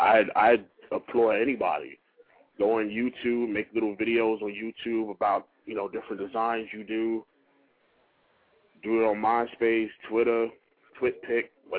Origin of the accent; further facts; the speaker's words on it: New York City, New York, United States; growing up in the Bronx back in the 80s.